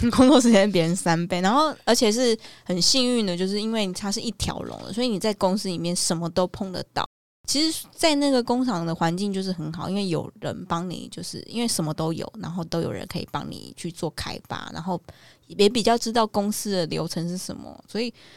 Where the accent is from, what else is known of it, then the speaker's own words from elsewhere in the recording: Taiwan; 规定我们台湾人一定都要去